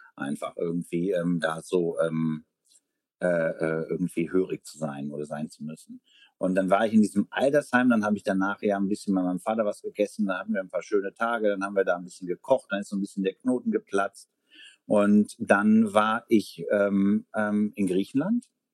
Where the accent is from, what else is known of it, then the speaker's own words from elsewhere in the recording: Ahr Valley, Rhineland-Palatinate, Germany; now in Berlin, Germany; im Ahrtal, ähm, also meine Heimat